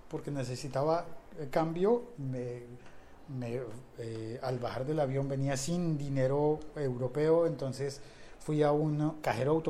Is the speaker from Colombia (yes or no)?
yes; Bogotá, Colombia; no, soy colombiano, soy de Bogotá